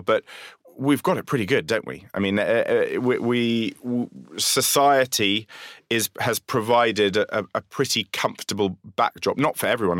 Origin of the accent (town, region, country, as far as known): London, United Kingdom; accent: Londoner